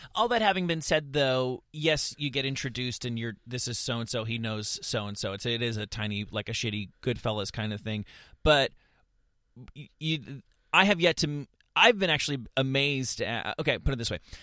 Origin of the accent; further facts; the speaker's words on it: suburban New Jersey, United States; I grew up in, in suburban New Jersey